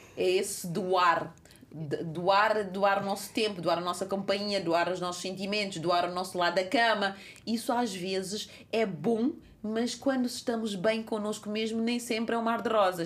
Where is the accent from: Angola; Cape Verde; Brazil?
Cape Verde; now in Portugal; Cabo Verde, a minha terra natal